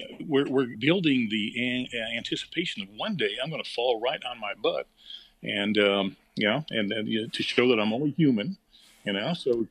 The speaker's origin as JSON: {"language": "English", "town": "Daytona Beach", "region": "Florida", "country": "United States", "tie": "born or raised there", "said": "growing up in Daytona"}